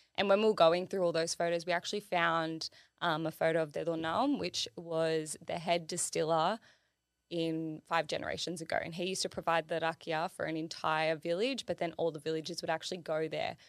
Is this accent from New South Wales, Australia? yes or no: yes; Sydney, New South Wales, Australia; I grew up in Illawarra